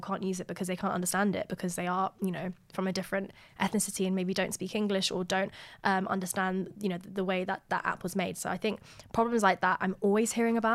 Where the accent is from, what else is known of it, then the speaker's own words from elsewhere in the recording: Eritrea; now in United Kingdom; I'm originally from Eritrea